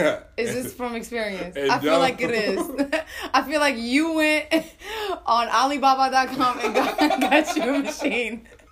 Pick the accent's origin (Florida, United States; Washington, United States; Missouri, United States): Florida, United States; Kissimmee; we're from Florida.